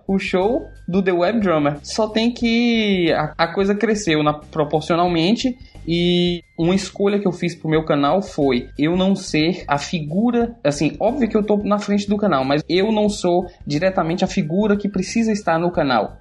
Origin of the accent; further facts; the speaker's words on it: Seabra, Bahia, Brazil; now in Salvador, Brazil; eu me mudar do interior, que foi onde eu nasci, eh, na Chapada Diamantina, Seabra, e vim morar em Salvador